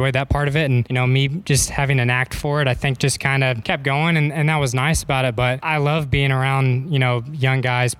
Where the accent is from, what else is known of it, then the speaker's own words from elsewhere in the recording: Edmond, Oklahoma, United States; moved away as an adult; now in Dallas, United States; I'm from Edmond, Oklahoma. Grew up there